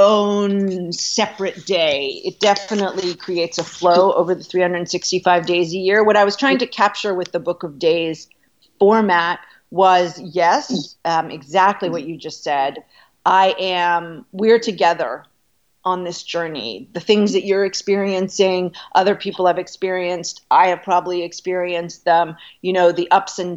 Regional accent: Canada; moved away as an adult; now in New York, United States; I'm Canadian. So I was thinking in kilometers. I had just come to the United States

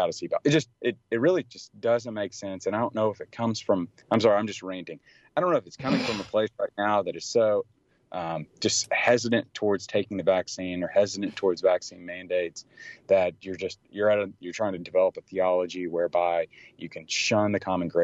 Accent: Tennessee, United States; now in Dallas, United States; I grew up in Tennessee

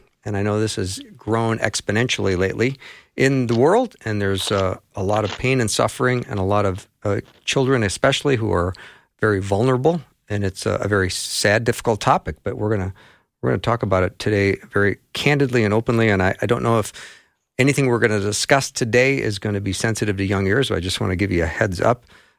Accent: Midwest, United States; we grew up in the Midwest, where we're really used to Scandinavian and Norwegian names.

